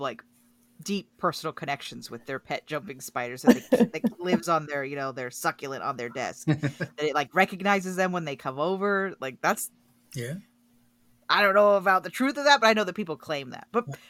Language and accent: English; Oregon, United States; growing up in Oregon